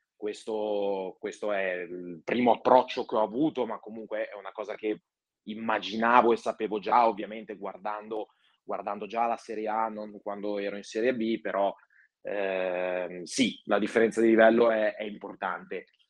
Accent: Genoa, Liguria, Italy; moved away as an adult; also born or lived in Borgomanero; io sono originario di Genova

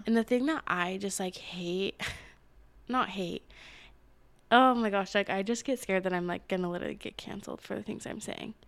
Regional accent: Utah, United States; I grew up in Utah.

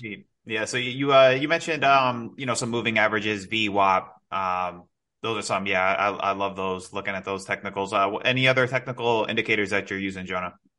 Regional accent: New York, United States; now in South Florida, United States; I'm originally from New York, but I'm in Florida. I'm in South Florida now

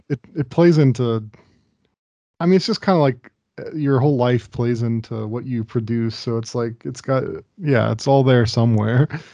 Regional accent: Dayton, Ohio, United States; where I grew up, Dayton, Ohio

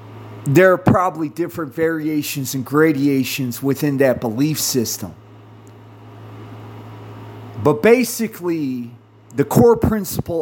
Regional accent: United States; I'm an American

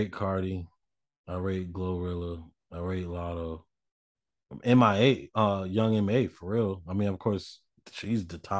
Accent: Tennessee, United States; Because I'm from Tennessee.

